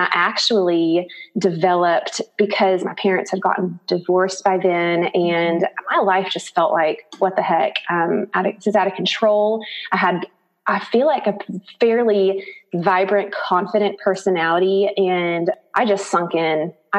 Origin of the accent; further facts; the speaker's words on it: Harrison, United States; born there; In 1977, I was born in Harrison. I only have one older sister